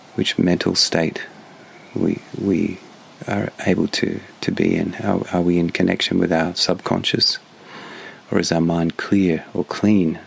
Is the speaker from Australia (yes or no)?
yes; Australia; moved away; as an Australian